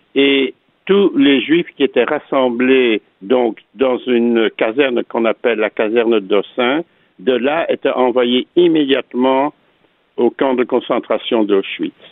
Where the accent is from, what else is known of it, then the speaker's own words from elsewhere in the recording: Antwerp, Flanders, Belgium; je suis né donc à Anvers, en Belgique, euh, en 1939